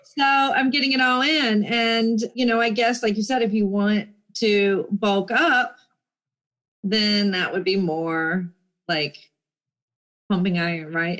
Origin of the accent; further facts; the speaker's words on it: Jacksonville, Florida, United States; I'm from Jacksonville, Florida